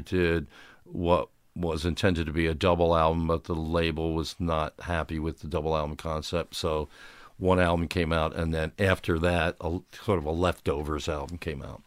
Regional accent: Upper Darby, Pennsylvania, United States; I grew up in Westbrook Park, which was in Upper Darby, the westerly suburb of Philadelphia

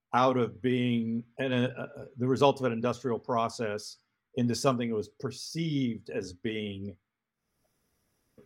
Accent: San Francisco, California, United States; moved away as an adult; also born or lived in Los Angeles; growing up in San Francisco

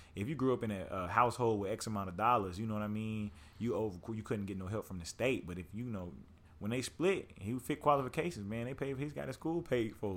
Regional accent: Lawton, Oklahoma, United States; I grew up in Lawton, Oklahoma

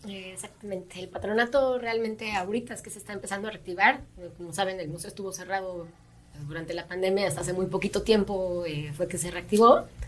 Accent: Mexico; como país, como mexicanos

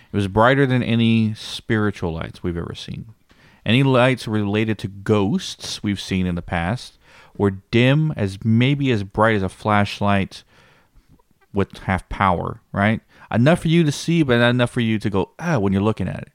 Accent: Blanco, Texas, United States; this is my hometown, Blanco, the same town that the ranch is

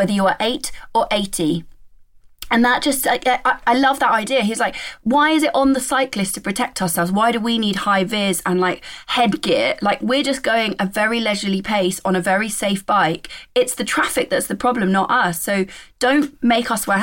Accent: Shrewsbury, West Midlands, United Kingdom; I come from Shrewsbury

